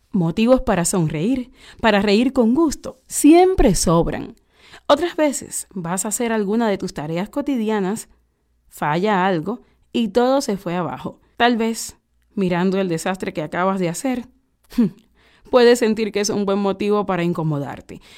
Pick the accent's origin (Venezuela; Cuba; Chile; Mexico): Cuba; Nosotros somos gente de Cuba.